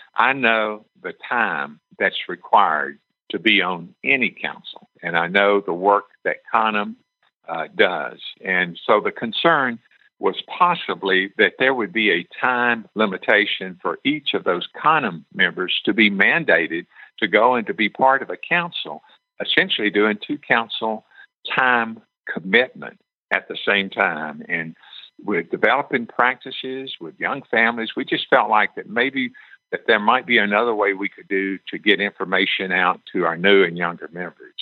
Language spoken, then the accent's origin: English; Tennessee, United States; my home state of Tennessee